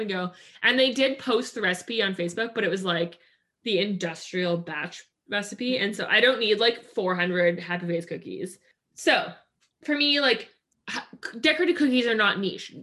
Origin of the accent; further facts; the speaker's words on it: Maple Ridge, British Columbia, Canada; we grew up in Maple Ridge, and in Maple Ridge, which is uh, outside of Vancouver